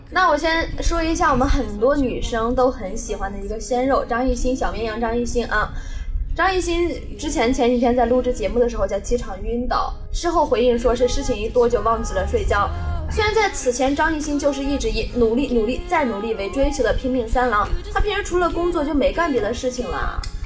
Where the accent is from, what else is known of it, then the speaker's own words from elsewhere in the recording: northern China, China; now in Nanyang, China; 我是北方人